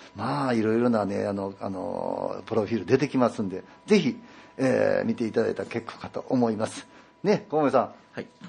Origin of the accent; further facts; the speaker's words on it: Ikoma, Nara, Japan; now in Yoshino, Japan; 実は私も吉野で生まれ育って、あの生まれまして、小学校3年生の時にね、あの、生駒の方に引っ越してから